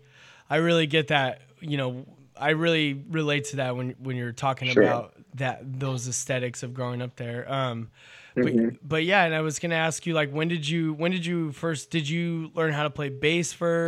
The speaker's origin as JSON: {"language": "English", "region": "California", "country": "United States", "tie": "born or raised there", "said": "I grew up in California. I've been here my whole life."}